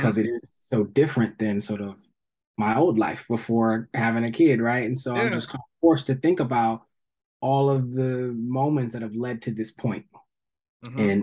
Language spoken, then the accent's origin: English; Somerset, New Jersey, United States; moved away; also born or lived in Atlanta; I grew up in New Jersey